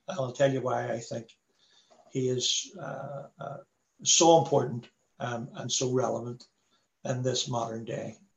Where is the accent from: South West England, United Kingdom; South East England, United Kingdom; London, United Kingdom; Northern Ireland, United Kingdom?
Northern Ireland, United Kingdom; Belfast; I'm from a working class Irish Catholic background. I'm from the Falls Road, born Catholic